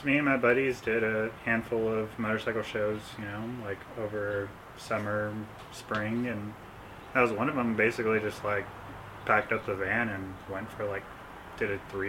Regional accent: Fresno, California, United States; So it begins in 1992 when I was born in Fresno.

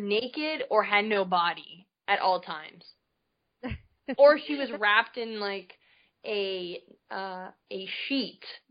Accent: Canada; I grew up in Canada. I was born and raised up there

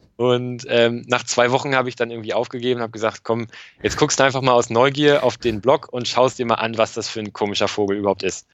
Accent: Northern Germany, Germany; dass Norddeutschland echt ein bisschen meine Heimat ist

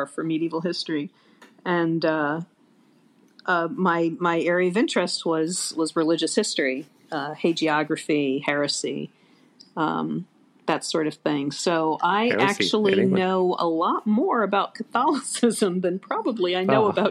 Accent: Fort Lee, New Jersey, United States; also born or lived in Jackson, Michigan; when I was 10, we moved from Michigan to Fort Lee, New Jersey

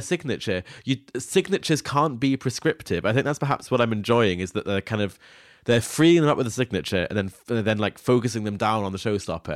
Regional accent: Scone, Scotland, United Kingdom; Scone, which is my hometown

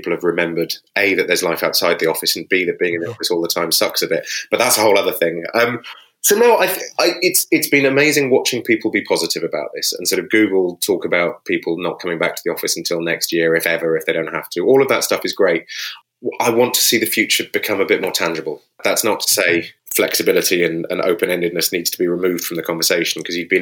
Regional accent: United Kingdom; we're British

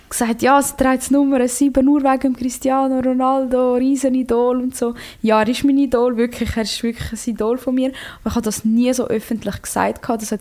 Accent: Croatia; ich bin Kroatin und ich hätte auch, ich, ich mich immer für Kroatien entschieden.

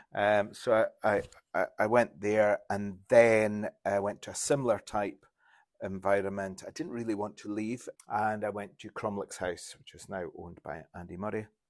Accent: Insch, Scotland, United Kingdom; also born or lived in Grimsby; I'm from Inch

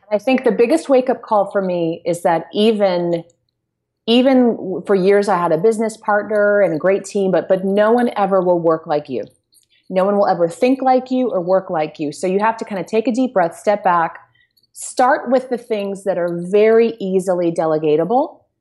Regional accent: United States; we're American

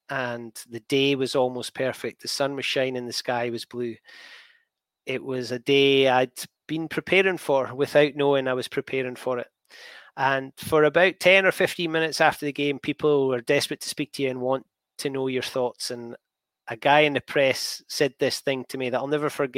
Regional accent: Scotland, United Kingdom; I'm Scottish.

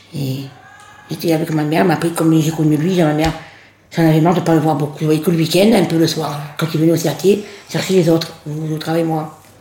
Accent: Ajaccio, Corsica, France; Je suis née en Corse, à Ajaccio

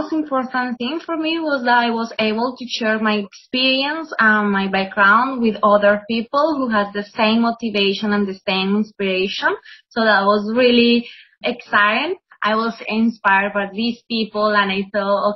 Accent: Colombia; now in Melbourne, Australia; I'm from Colombia.

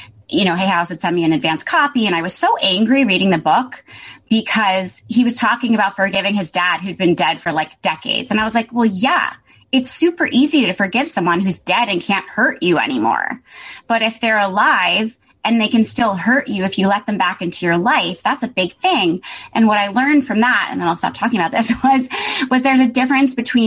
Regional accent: Greenwich, Connecticut, United States; Jamie and I both grew up in Greenwich, Connecticut

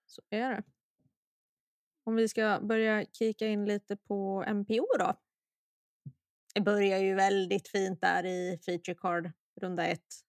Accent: Sweden; jag är att vara svensk

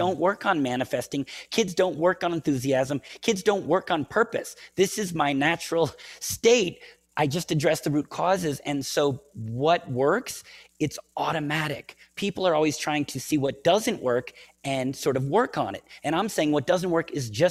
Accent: United States; I'm American

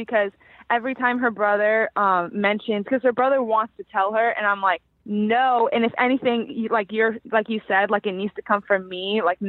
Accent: Fort Lauderdale, Florida, United States; moved away as an adult; now in Virginia, United States; we grew up in Fort Lauderdale, Florida, but we go to school in Virginia.

